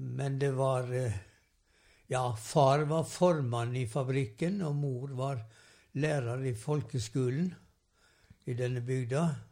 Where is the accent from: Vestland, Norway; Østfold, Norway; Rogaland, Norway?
Vestland, Norway; Sævareid; Jeg vokste opp i Sævarei, ei um, kystbygd på Vestlandet